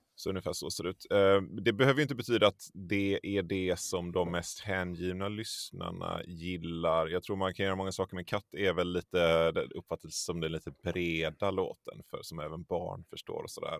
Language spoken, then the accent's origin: Swedish; Tollered, Västra Götaland, Sweden; also born or lived in Borås; jag är uppvuxen i en, ett litet samhälle som heter Tollered. Uh, som ligger strax en, en, en, bit utanför Göteborg